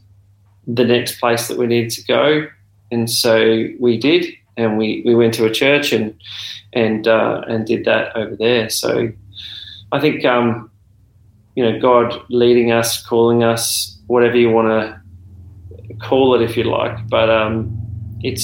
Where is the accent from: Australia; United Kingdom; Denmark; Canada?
Australia; Adelaide, South Australia; moved away as an adult; also born or lived in Darwin; now in Melbourne, Australia; I was born in Darwin and came to Adelaide when I was about 2 years old, and then grew up in Adelaide and then moved to Melbourne when I was 35 years old.